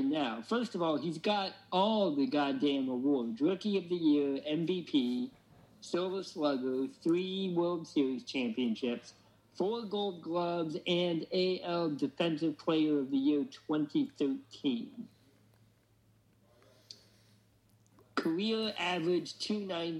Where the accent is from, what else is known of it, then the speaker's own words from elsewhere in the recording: Oregon, United States; I grew up in Oregon